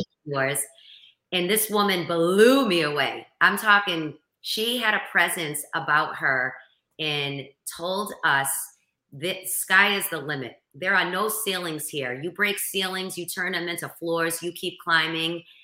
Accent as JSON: {"language": "English", "town": "Boston", "region": "Massachusetts", "country": "United States", "accent": "Boston", "said": "I'm from Boston"}